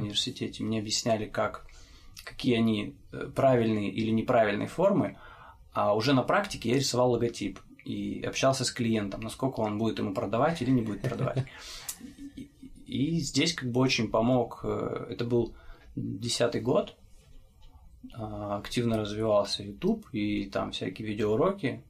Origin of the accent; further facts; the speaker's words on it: Chelyabinsk, Chelyabinsk Oblast, Russia; я из Челябинска.